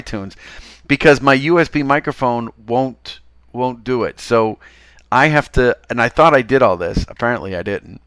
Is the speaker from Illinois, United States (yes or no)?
no; Chelsea, Massachusetts, United States; accent: Chelsea; I am from Chelsea